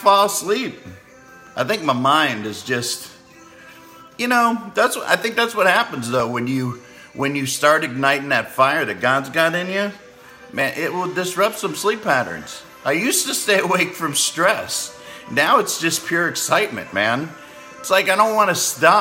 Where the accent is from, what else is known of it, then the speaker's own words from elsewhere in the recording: Clearwater, Florida, United States; I'm from Clearwater, Florida